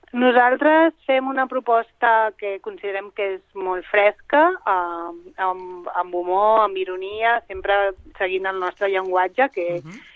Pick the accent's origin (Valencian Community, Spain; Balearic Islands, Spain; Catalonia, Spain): Balearic Islands, Spain; Mallorca; moved away as an adult; La Laura i jo som les dues de Mallorca